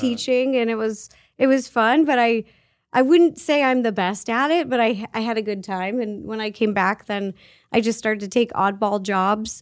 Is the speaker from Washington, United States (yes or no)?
yes; Seattle, Washington, United States; I grew up in Seattle